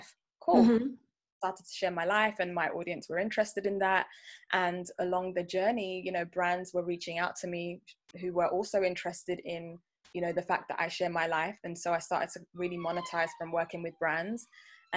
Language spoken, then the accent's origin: English; London, United Kingdom; I am a UK-born, very, very, very proud Nigerian girl.